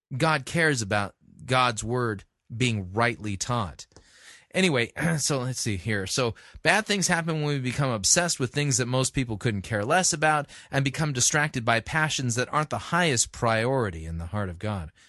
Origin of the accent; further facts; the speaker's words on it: Southern California, United States; I grew up in Southern California